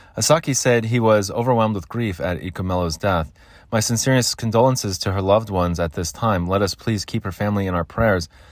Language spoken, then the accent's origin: English; United States; I'm American. We call it soccer here.